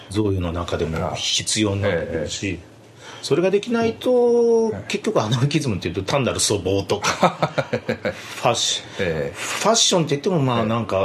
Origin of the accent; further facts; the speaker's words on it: Kyoto, Japan; born or raised there; moved away; also born or lived in Hiroshima